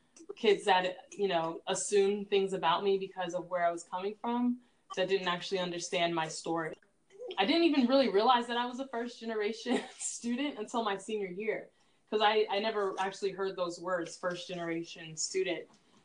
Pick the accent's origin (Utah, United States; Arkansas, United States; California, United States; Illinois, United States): California, United States; Newport Beach; And a lot of students actually assumed that because I was from Newport Beach, that I was rich.